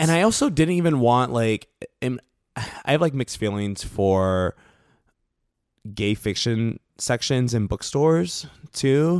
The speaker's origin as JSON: {"language": "English", "town": "New York City", "region": "New York", "country": "United States", "tie": "born or raised there", "moved": "as an adult", "lives_now": "Los Angeles, United States", "said": "I grew up in the South Bronx, so, like, uh, in, in New York"}